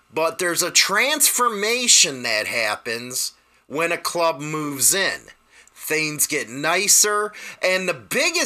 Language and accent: English; Chicago, Illinois, United States; I'm from Chicago